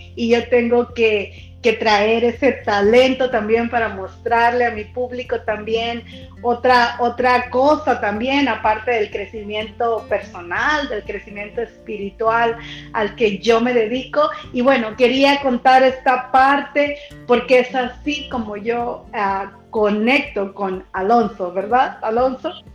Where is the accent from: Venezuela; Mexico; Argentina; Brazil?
Mexico; soy mexicana